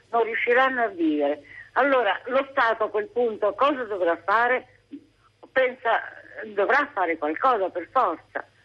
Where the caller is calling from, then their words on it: Rome, Lazio, Italy; Sì, sono da Roma.